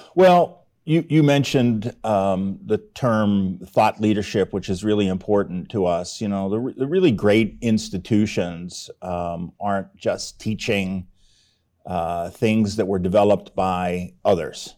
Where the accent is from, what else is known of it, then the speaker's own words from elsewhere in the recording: Pittsburgh, Pennsylvania, United States; moved away as an adult; in Pittsburgh, that's my hometown